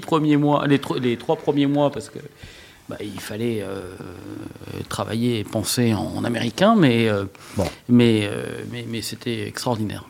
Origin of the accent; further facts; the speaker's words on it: Villedieu, France; je suis né à Villedieu